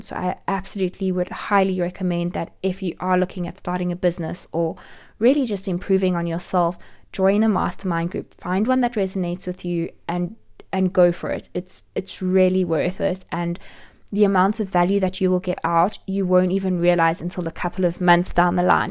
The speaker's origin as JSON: {"language": "English", "country": "South Africa", "also_born_or_lived": "Johannesburg", "said": "I'm from South Africa and I live in Johannesburg."}